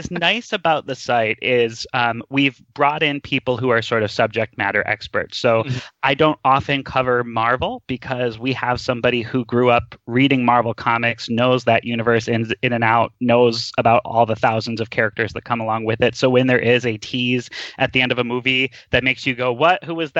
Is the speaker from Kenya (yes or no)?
no; Midwest, United States; I grew up in the Midwest and Disney was always my jam.